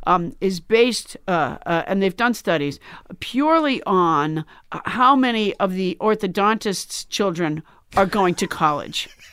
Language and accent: English; Sudbury, Massachusetts, United States; also born or lived in Alabama; I was from Sudbury, Massachusetts